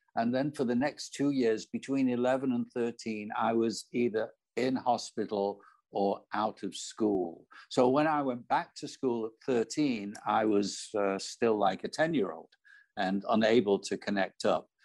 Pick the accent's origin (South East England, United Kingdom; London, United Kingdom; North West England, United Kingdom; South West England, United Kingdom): North West England, United Kingdom; Manchester; moved away; I was born in Manchester in the north of England.